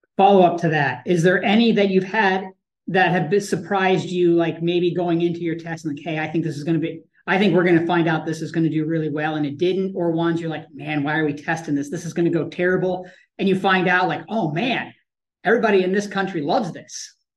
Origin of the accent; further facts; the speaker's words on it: Canada; now in United States; I grew up in Canada